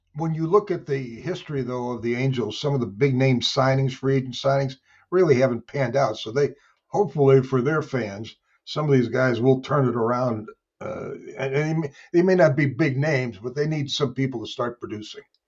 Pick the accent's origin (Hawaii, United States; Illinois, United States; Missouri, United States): Missouri, United States; St. Louis; my hometown of Saint Louis